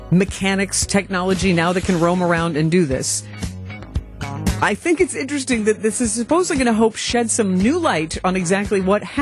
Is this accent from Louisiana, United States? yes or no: no; Chippewa Falls, Wisconsin, United States; You ever, uh, ever been to Wisconsin? Well, they have some of the coldest winters around. I grew up there near Chippewa Falls.